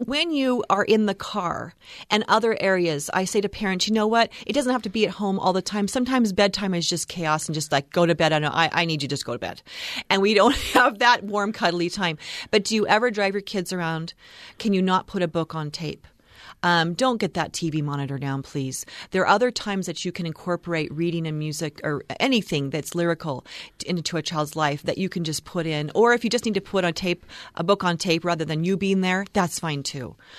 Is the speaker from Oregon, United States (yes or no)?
yes; Oregon, United States; moved away; I'm from Oregon